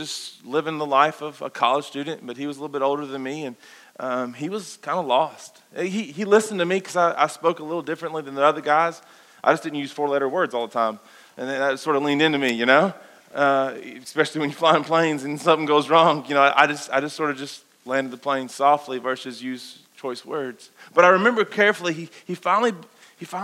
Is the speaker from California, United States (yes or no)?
no; Kentucky, United States; we grew up in the Bible Belt, guys. We grew up here in this wonderful place called Kentucky.